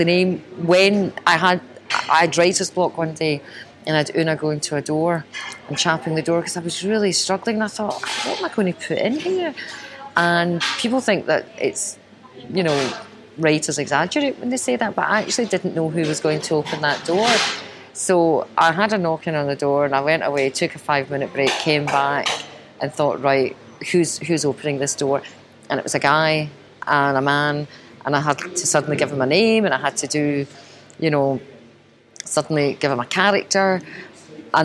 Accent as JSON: {"language": "English", "town": "Glasgow", "region": "Scotland", "country": "United Kingdom", "tie": "born or raised there", "said": "I'm born and brought up in Glasgow"}